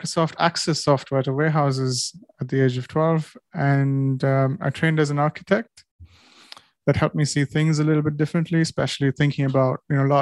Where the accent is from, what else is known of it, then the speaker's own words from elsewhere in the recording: India; now in United Kingdom; I'm Indian and I wasn't here on visa